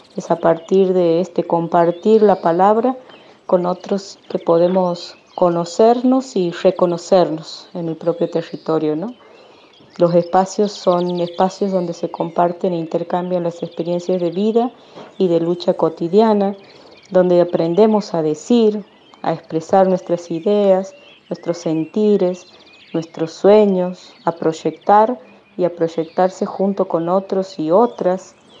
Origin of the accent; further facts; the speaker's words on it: Santiago del Estero, Argentina; soy de Santiago del Estero